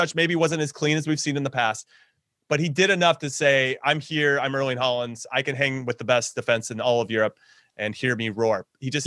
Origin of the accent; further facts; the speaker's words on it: United States; as an American